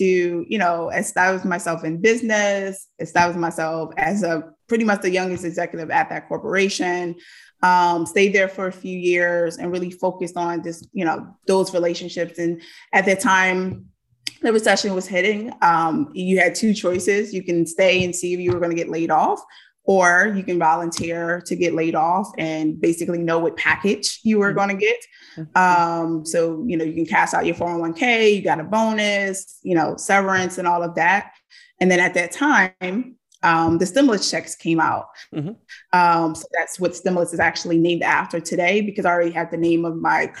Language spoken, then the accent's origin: English; Philadelphia, Pennsylvania, United States; born and raised in Philadelphia